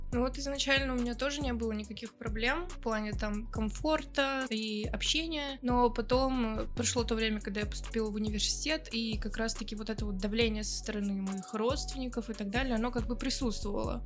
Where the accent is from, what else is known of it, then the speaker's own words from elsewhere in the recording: Russia; Я выросла в России